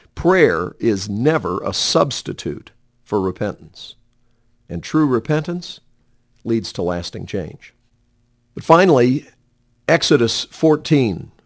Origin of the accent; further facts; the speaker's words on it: Montreat, North Carolina, United States; I was sixteen years old and regularly attending a home Bible study and praise service in Montreat, my hometown.